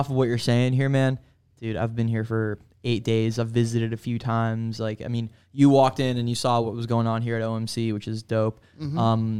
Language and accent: English; South Florida, United States; moved away as an adult; also born or lived in Miami Beach, Florida / Weston, Florida / Tallahassee, Florida; now in St. Petersburg, United States; I was born in Miami Beach, lived there for 11 years, and then I moved to Weston. So mm-hmm. I say Fort Lauderdale, but really Weston. Mm-hmm. And I lived there all through high school, or middle school and high school. Okay. And then I went to Florida State for college, went to Tallahassee.